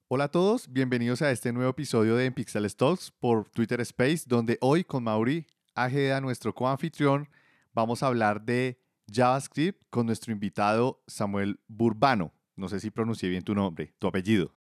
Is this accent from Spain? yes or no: no; Bogotá, Colombia; accent: rolo; yo soy, pues, rolo prácticamente toda la vida viviendo en Bogotá